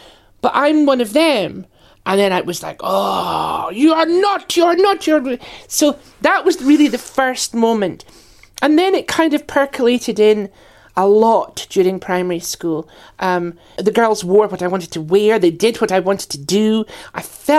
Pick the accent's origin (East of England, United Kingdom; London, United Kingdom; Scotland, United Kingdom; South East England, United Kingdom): Scotland, United Kingdom; Aberdeen; So I was brought up in Aberdeen on the northeast coast.